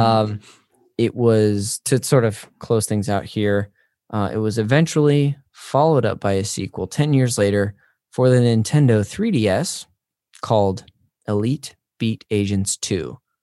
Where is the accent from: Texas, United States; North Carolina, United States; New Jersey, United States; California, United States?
California, United States; Northern; I'm from up north